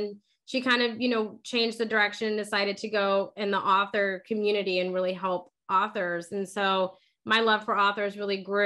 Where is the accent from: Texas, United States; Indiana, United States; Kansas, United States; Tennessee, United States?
Texas, United States; San Antonio; now in Houston, United States; I'm from San Antonio and we moved to Houston